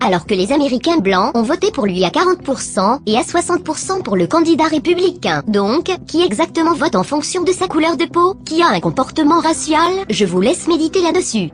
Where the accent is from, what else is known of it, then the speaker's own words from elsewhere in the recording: France; chez nous en France